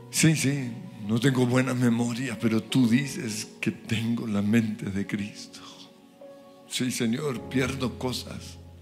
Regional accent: Colombia; por ser colombiano

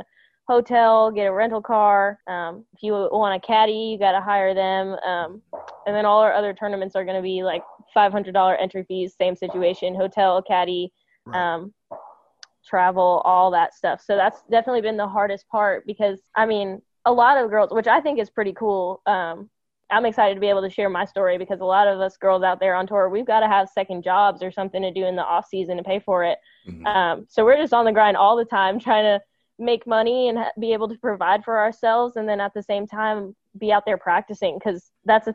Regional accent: New York City, New York, United States; moved away; also born or lived in Atlanta; I grew up in the Bronx.

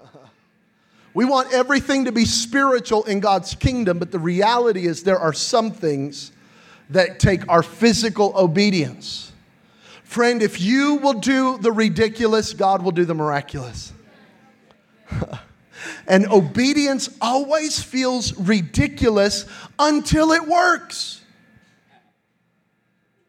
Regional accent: New Mexico, United States; I'm from New Mexico, and in New Mexico, we have flash floods

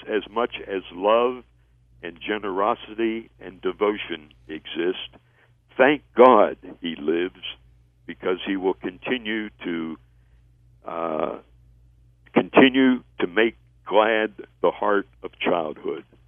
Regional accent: Pittsburgh, Pennsylvania, United States; I was a, a uh, teenage uh, intern at a radio station in my hometown of Pittsburgh

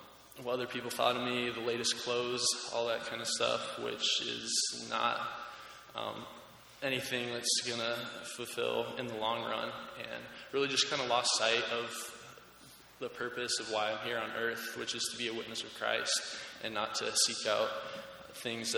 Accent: Oregon, United States; moved away as an adult; now in Houghton, United States; I transferred here as a junior from my home state of Oregon

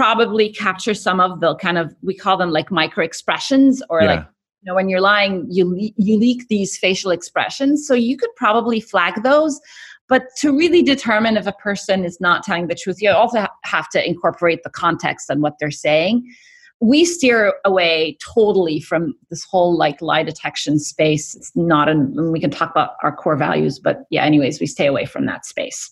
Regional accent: Egypt; moved away as an adult; also born or lived in Cairo, Egypt / Kuwait; now in United States; So I grew up in the Middle East. I'm originally from Egypt.

